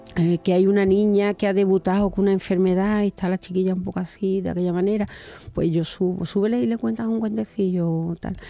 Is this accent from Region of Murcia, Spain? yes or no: no; Cabezas Rubias, Andalusia, Spain; en mi pueblo, en, bueno, en, mi pueblecito Cabeza Rubia, en Huelva, cuando era jovencita